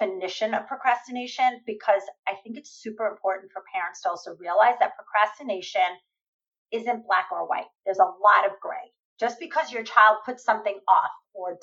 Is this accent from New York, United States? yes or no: yes; New York, United States; I'm a New Yorker